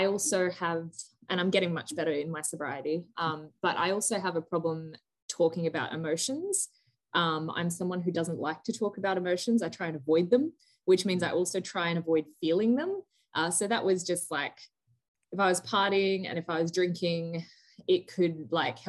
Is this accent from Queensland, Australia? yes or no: yes; Gold Coast, Queensland, Australia; moved away as an adult; also born or lived in Melbourne / Santa Monica; I'm from the Gold Coast. So like, this little town called Burleigh Head